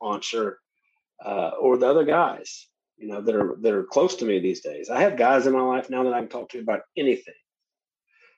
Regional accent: Shreveport, Louisiana, United States; Growing up in Shreveport, Louisiana

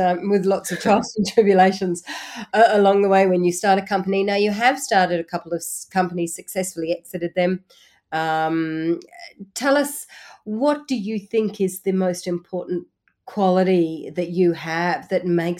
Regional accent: Australia; as an Australian

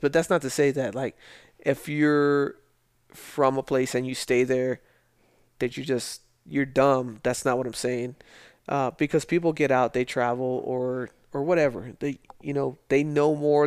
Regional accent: El Paso, Texas, United States; moved away as an adult; I grew up in Socorro in the lower valley in El Paso

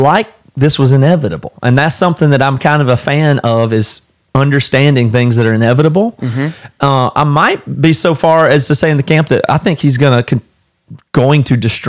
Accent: the South, United States; I'm from the South

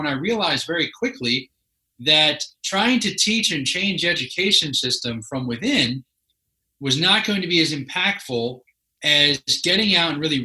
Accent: Philadelphia, Pennsylvania, United States; I grew up in Philadelphia

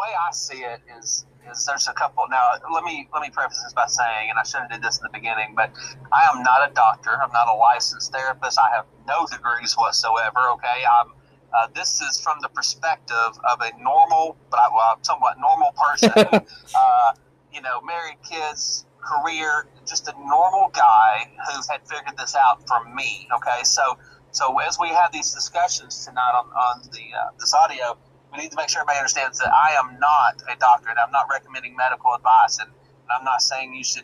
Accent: Arkansas, United States; I'm actually a resident here in the good old state of Arkansas, born and raised in Arkansas

